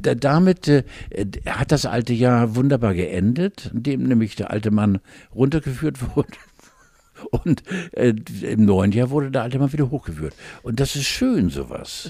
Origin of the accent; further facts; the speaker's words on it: Northern Germany, Germany; ich bin Norddeutscher